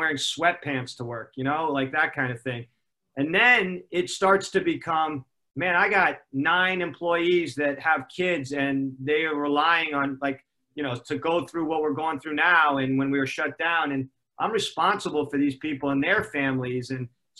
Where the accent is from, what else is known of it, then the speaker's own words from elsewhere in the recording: Los Angeles, California, United States; also born or lived in Connecticut; I grew up basically in Gold's Gym in Venice, California